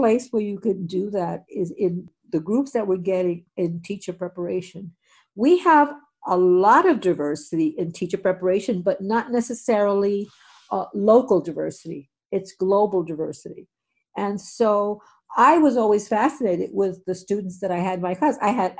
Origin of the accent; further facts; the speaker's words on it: Puerto Rico; born there; I was born in Puerto Rico. Most of my friends when I was growing up were Jewish.